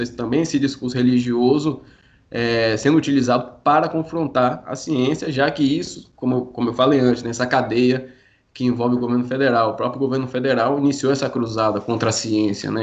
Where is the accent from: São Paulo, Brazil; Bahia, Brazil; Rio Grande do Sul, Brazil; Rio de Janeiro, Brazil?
Bahia, Brazil; Eu particularmente sou daqui da Bahia